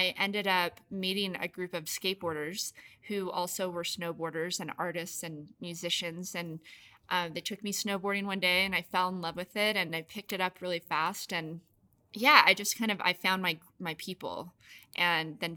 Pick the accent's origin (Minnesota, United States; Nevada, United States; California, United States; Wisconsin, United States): Nevada, United States; Las Vegas; I grew up in Las Vegas